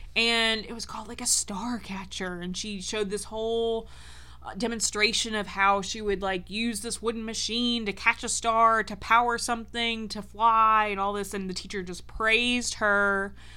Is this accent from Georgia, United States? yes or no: yes; Georgia, United States; also born or lived in North Carolina; in first grade, we moved from North Carolina to Georgia